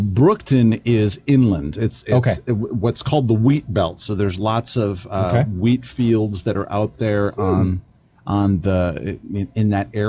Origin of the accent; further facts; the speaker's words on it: about 30 miles north of Madison, South Central Wisconsin, United States; moved away as an adult; now in Colorado Springs, United States; I live in Colorado Springs. I was originally born and raised in South Central Wisconsin, about 30 miles north of Madison.